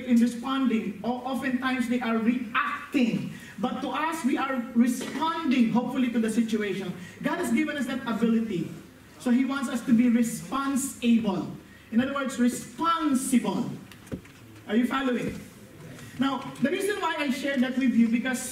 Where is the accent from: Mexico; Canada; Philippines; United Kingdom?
Philippines; northern Philippines; moved away; Coming from the Philippines, especially from the north, the way we speak English is very hard